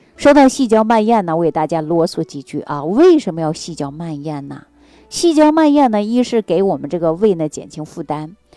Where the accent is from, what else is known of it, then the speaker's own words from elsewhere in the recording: China; 这就是我们中国人重要的一个特征啊